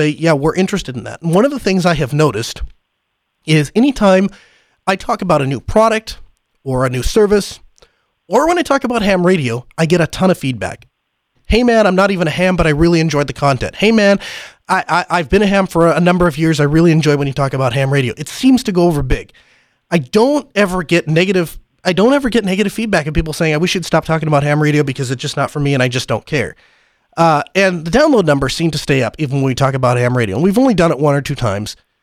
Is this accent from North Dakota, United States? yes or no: yes; North Dakota, United States; I'm from North Dakota. There's not a lot of us out here